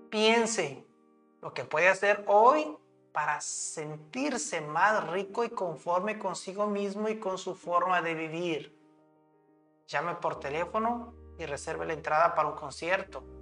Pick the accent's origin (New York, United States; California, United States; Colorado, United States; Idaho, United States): Idaho, United States; born there; Nací en Indao, donde se encuentra el Parque Nacional para Yellowstone, Yellowstone perdón, donde se encuentra el Parque Nacional de Yellowstone y todavía no lo he visitado.